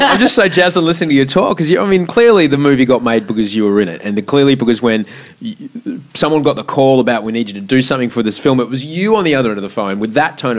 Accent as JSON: {"language": "English", "country": "Australia", "said": "As an Australian"}